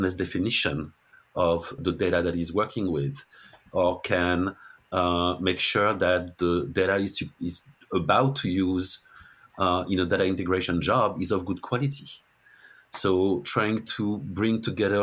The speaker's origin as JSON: {"language": "English", "country": "France", "also_born_or_lived": "Denver, Colorado", "accent": "French accent", "second_language": "English", "moved": "as an adult", "lives_now": "Massachusetts, United States", "said": "I'm French"}